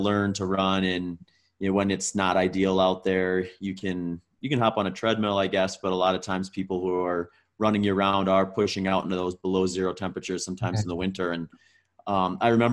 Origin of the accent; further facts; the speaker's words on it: Wisconsin, United States; also born or lived in Minnesota; I grew up mostly in Wisconsin. I was actually born in Minnesota, but my family moved